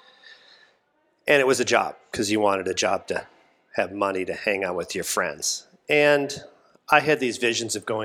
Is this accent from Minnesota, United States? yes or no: yes; Minnesota, United States; also born or lived in St. Paul, Minnesota; where I grew up in Minnesota